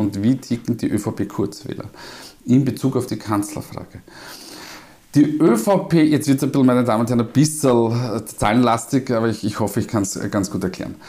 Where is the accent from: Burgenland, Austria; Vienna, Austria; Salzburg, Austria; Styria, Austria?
Vienna, Austria; accent: Wiener Dialekt; meinen Wiener Dialekt